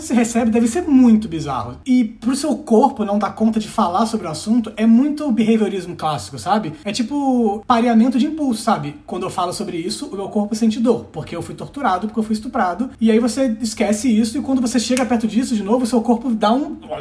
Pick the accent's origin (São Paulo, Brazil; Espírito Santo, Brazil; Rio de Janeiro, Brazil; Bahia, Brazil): Espírito Santo, Brazil; also born or lived in Varginha, Minas Gerais; eu sou capixaba e a gente é um povo muito desconfiado